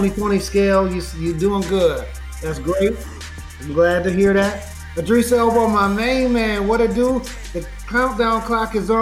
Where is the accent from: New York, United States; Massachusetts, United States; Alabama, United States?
New York, United States; Buffalo; my hometown of Buffalo, New York